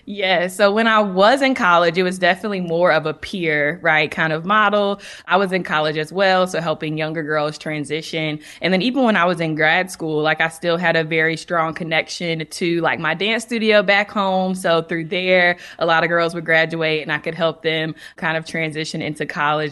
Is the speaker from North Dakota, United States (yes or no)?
no; North Carolina, United States; I'm from North Carolina so I remember my mom telling me when I was looking at schools outside of North Carolina